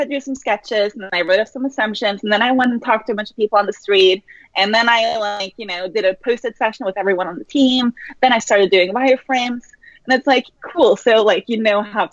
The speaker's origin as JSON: {"language": "English", "country": "Norway", "tie": "born or raised there", "also_born_or_lived": "San Francisco / Amsterdam", "moved": "as an adult", "lives_now": "London, United Kingdom", "said": "born and raised in Norway, had some early jobs there, moved to San Francisco"}